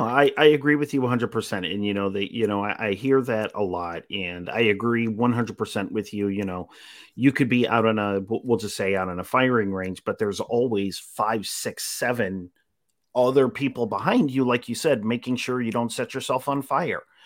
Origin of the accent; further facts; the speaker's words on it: Utica, New York, United States; moved away; I'm originally from Utica